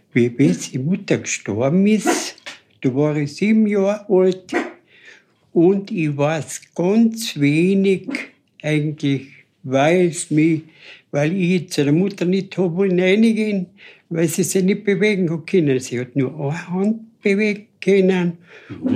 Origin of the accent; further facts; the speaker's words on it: Mitterdorf, Carinthia, Austria; ich bin beim Päusel aufgewachsen in Mitterdorf